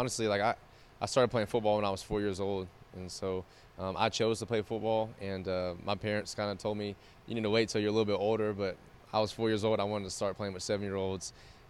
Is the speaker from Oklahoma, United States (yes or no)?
yes; Oklahoma, United States; I grew up in Oklahoma, and you've lived there before too. So it's the Midwest, it's the Great Plains.